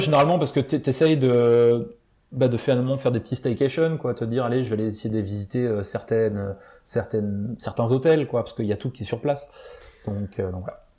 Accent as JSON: {"language": "French", "country": "France", "also_born_or_lived": "Florida", "moved": "as an adult", "said": "moi en tant que Français"}